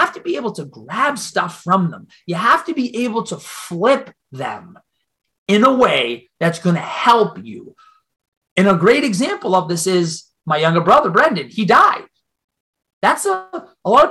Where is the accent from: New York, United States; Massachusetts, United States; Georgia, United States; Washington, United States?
Massachusetts, United States; Boston; accent: Boston; I'm from Boston